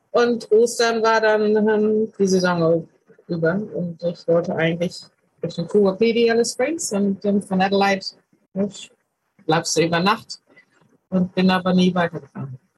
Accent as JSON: {"language": "German", "country": "Germany", "said": "Ich komme aus Deutschland."}